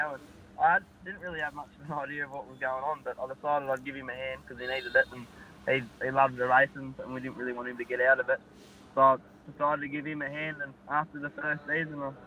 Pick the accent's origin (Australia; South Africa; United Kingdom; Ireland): Australia; King Island, Tasmania; born or raised there